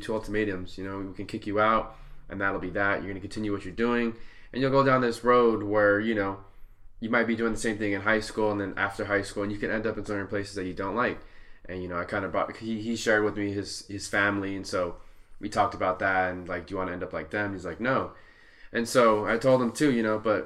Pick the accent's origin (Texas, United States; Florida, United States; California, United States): California, United States; Santa Ana; I grew up in Santa Ana, which is neighboring to Garden Grove